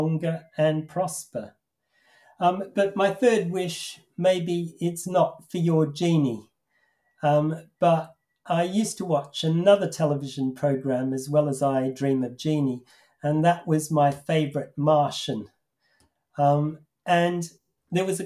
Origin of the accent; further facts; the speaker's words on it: Australia; now in Manchester, United Kingdom; I used to watch a children's television program when I was growing up in Australia